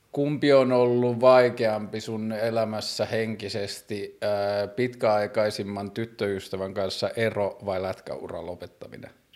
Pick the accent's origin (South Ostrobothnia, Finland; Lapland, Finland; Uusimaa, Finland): Lapland, Finland; Tornio; mä tulin pikkukaupungista Torniosta Pohjois-Suomesta